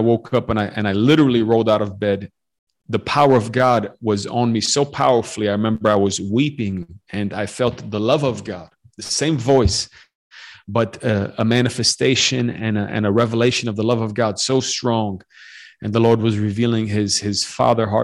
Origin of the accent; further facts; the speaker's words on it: Chicago, Illinois, United States; also born or lived in Western Romania; I grew up in the U.S., grew up in Chicago